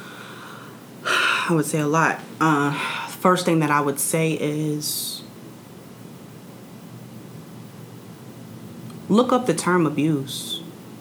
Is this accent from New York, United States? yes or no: yes; New York City, New York, United States; I'm from Queens, New York